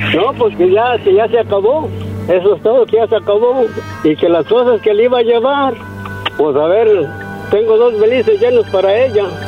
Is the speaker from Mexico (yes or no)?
yes; San Miguel Zapotitlán, Jalisco, Mexico; de donde yo soy, de un rancho, cerca de Guadalajara, pero sí, cerca de Guadalajara